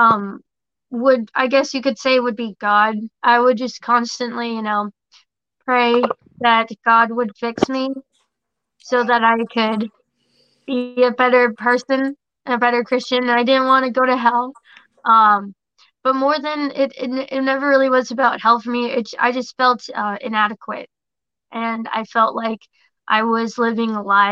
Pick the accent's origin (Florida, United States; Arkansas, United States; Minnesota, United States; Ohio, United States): Florida, United States; West Palm Beach; I grew up here in West Palm, kind of thing, you know, Loxahatchee